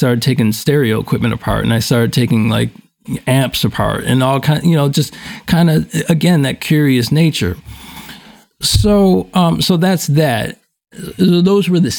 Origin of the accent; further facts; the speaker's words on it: Buffalo, New York, United States; I grew up in Buffalo, New York, born in 1974